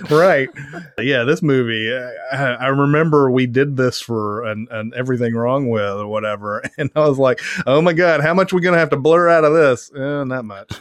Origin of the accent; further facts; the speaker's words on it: Franklin, United States; my hometown